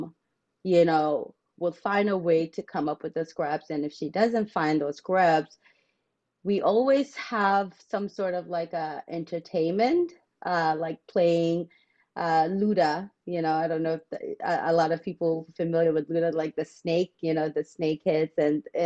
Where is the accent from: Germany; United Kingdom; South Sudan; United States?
South Sudan; moved away; growing up in South Sudan